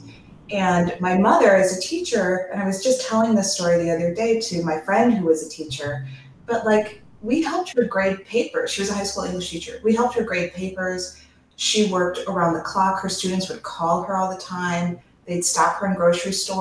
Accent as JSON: {"language": "English", "town": "Chicago", "region": "Illinois", "country": "United States", "tie": "born or raised there", "said": "I grew up in Hyde Park"}